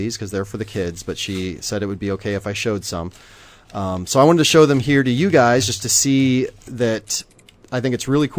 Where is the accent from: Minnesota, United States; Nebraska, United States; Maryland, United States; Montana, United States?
Nebraska, United States; Omaha; I'm from Omaha, which didn't have a major league team